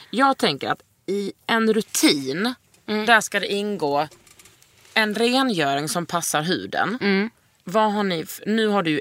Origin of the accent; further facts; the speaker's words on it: Blekinge, Sweden; accent: Blekinge dialect; Ja, Vår dialekt {S0} är svår. {S1} Ja, det är den. Mm. Blekiskan är fan eh, den